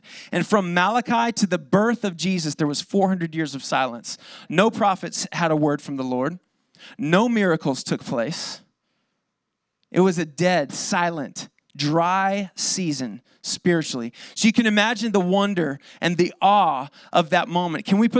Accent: Lakeside, California, United States; I grew up in East County. I'm sad to say I'm a lakeside boy through and through.

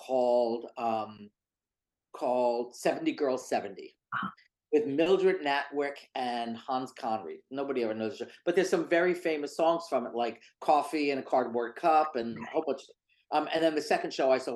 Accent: New York, United States; I was in New York in the 1970s

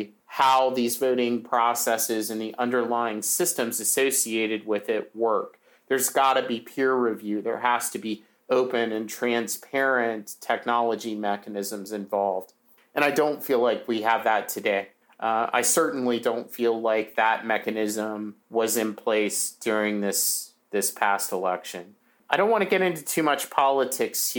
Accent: United States; as an American

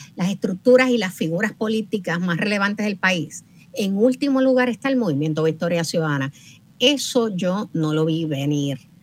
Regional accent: Puerto Rico; somos una isla caribeña

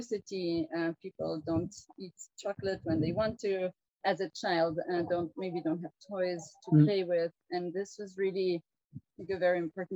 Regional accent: France; now in Kenya; I come from a Swiss family. I'm Swiss and from a German-speaking part from both of my parents. But I was born and raised in France.

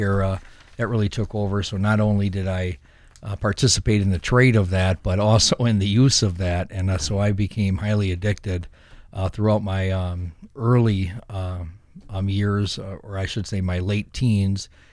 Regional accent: Saint Paul, Minnesota, United States; I grew up in Saint Paul on the west side

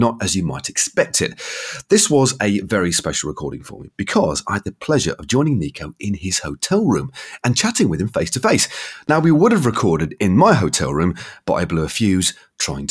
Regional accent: England, United Kingdom; I'm an Englishman.

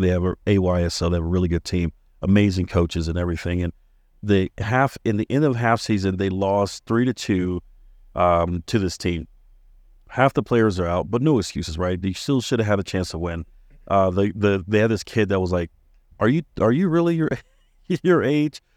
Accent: Maryland, United States; moved away; having friends growing up in Maryland and even here

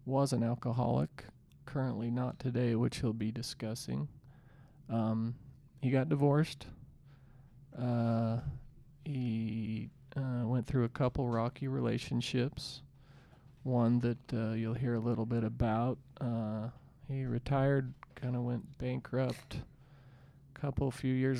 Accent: Salt Lake City, Utah, United States; we're from Salt Lake City, Utah

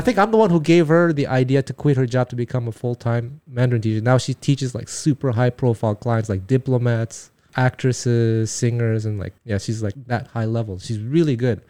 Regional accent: Montreal, Quebec, Canada; first language Taiwanese; English is a second language; moved away as an adult; now in Japan; I was born and raised in Montreal, Quebec

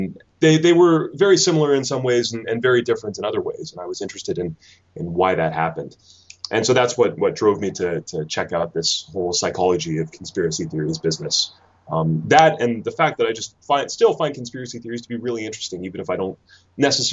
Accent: Canada; moved away as an adult; now in United Kingdom; you can probably tell from my accent that I'm not a Kentish native. I'm actually from Canada, and I came over to the UK to study

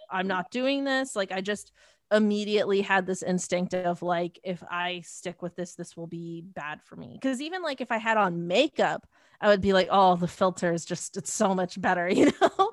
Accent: Mississauga, Ontario, Canada; I grew up in Mississauga

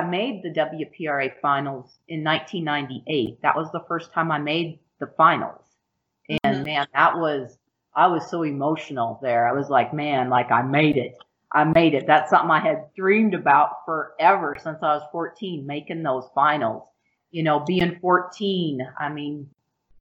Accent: Rapid City, South Dakota, United States; I grew up in Rapid City, South Dakota, and always had a horse

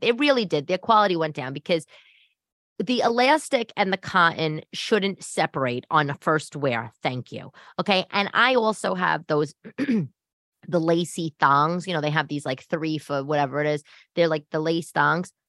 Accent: New York City, New York, United States; also born or lived in Upper East Side, Manhattan; I'm from Staten Island and Brooklyn

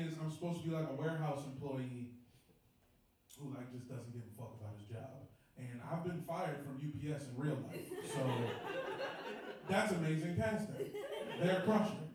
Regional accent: Woodbridge, Virginia, United States; I'm from the D.C. area. I'm from Northern Virginia, which is different

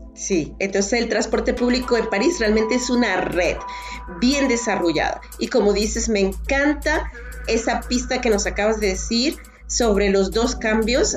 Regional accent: Valencia, Carabobo, Venezuela; Valencia, mi ciudad natal.

